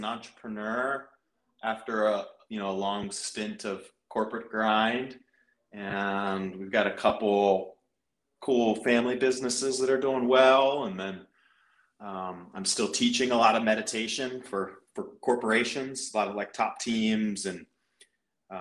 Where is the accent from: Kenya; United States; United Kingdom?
United States; Frederick, Maryland; I grew up in Frederick, Maryland.